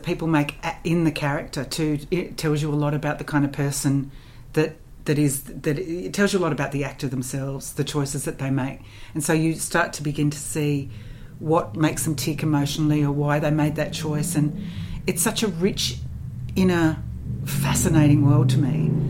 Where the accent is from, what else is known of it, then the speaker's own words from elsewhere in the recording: Canberra, Australian Capital Territory, Australia; moved away as an adult; So I left Canberra when I was 19, and I left because I wanted to go to drama school